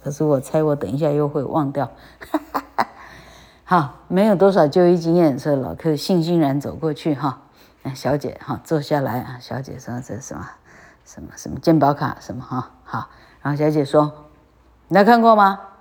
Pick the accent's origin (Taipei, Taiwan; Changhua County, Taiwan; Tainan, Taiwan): Changhua County, Taiwan; moved away; 我是彰化人